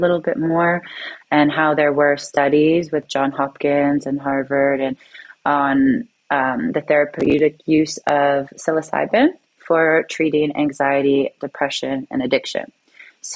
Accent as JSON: {"language": "English", "town": "Toronto", "region": "Ontario", "country": "Canada", "said": "I'm from Toronto, Canada, and it's very much a capitalist city, a finance city."}